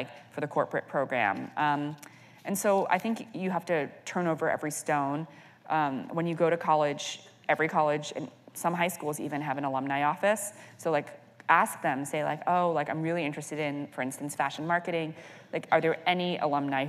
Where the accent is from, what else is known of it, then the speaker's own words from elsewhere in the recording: New York, United States; I'm a first-generation American. I grew up here in New York